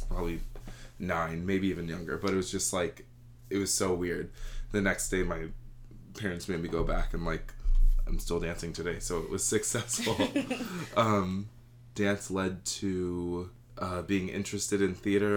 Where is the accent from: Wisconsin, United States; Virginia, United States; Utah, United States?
Virginia, United States; Richmond; moved away as an adult; now in New York, United States; I grew up in Richmond, Virginia